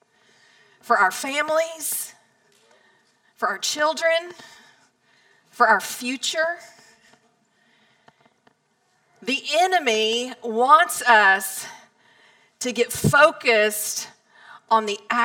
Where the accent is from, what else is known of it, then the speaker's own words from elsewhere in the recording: Palestine, Texas, United States; moved away as an adult; also born or lived in New York City; I grew up in Palestine. Since I was 2 years old, we were high school sweethearts. I could go to Walmart, the grocery store, to the post office, and I knew 10 to 15 people every single place that I went